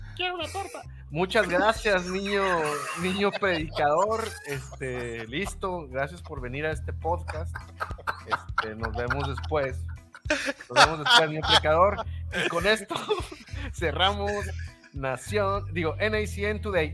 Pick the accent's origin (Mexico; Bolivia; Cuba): Mexico; como mexicanos